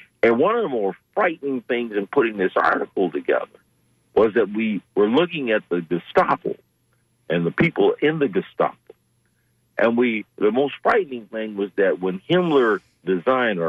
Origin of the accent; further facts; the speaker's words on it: Detroit, Michigan, United States; I grew up in Detroit